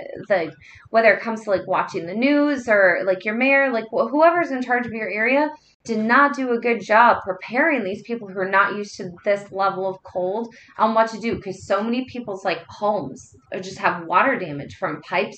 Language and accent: English; the South, United States; when I grew up, you know, growing up in the South